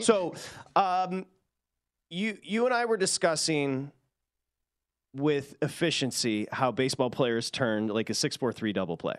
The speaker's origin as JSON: {"language": "English", "region": "Michigan", "country": "United States", "tie": "born or raised there"}